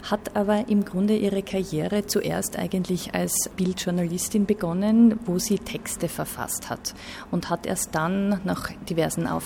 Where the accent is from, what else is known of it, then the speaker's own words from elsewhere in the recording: Graz, Styria, Austria; Ja, interessant für mich als Grazerin natürlich ist, dass sie in Graz geboren wurde